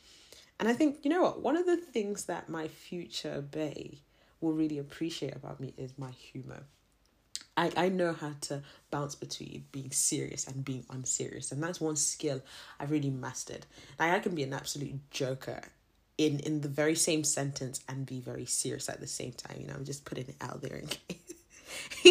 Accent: Zimbabwe; I'm not South African. I'm a Zim girl

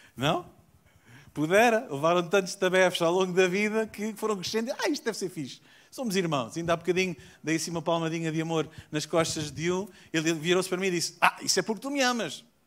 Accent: South Africa; moved away; also born or lived in Portugal; Eu nasci na África do Sul.

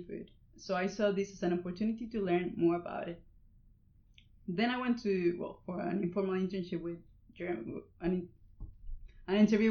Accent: Coahuila, Mexico; moved away as an adult; now in United Kingdom; Barbecues in my hometown are almost like a ritual.

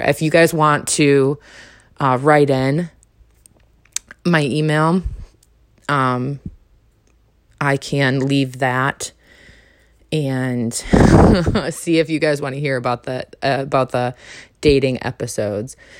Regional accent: New York, United States; moved away as an adult; also born or lived in North Carolina / Arizona; I'm from New York. I coulda came back to New York and been around all the family

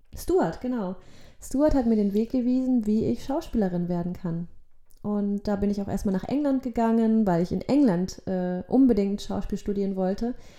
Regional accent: Germany; also born or lived in Poland; ich war ein Jahr alt, als wir dann nach Deutschland gekommen sind

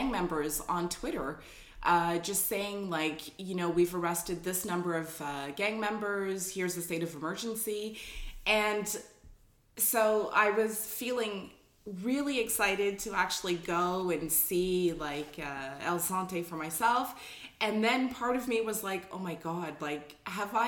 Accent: Toronto, Ontario, Canada; I'm from Scarborough, where like my parents still live in Scarborough

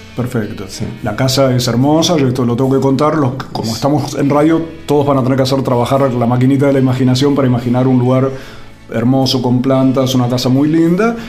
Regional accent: Buenos Aires, Argentina; yo, porteño, urbano

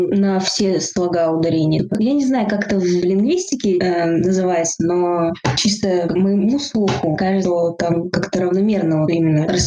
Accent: Russia; я россиянка.

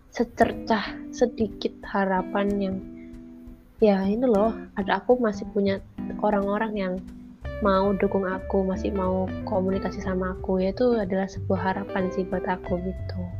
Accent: Java, Indonesia; moved away; namanya juga dari kecil besarnya di Jawa terus ke sini nggak punya

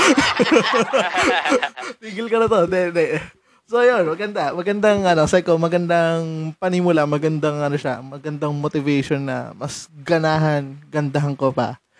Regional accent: San Mateo, Calabarzon, Philippines; taga Rizal ako

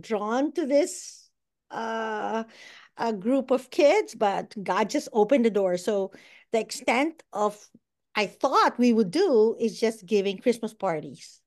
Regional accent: Philippines; moved away as an adult; also born or lived in Bahrain / United States; now in Walla Walla, United States; I'm from the Philippines

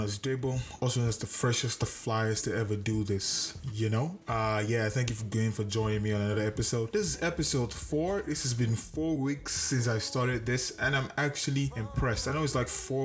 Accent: Canada; I'm Canadian

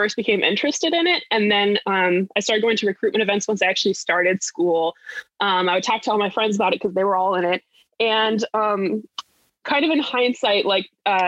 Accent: Laramie, Wyoming, United States; moved away as an adult; now in Minnesota, United States; I grew up in Laramie, Wyoming, which is where the University of Wyoming is

